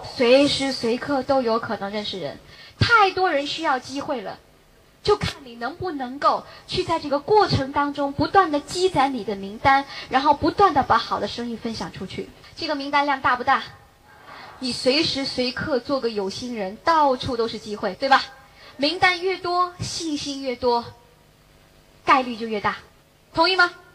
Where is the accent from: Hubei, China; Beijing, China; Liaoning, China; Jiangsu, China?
Beijing, China; 我也是北京人